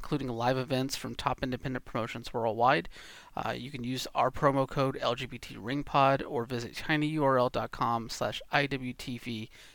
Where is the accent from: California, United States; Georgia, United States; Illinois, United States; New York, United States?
Georgia, United States; also born or lived in Atlanta; now in Pacific Northwest, United States; I'm from Georgia. Went to Thrashers games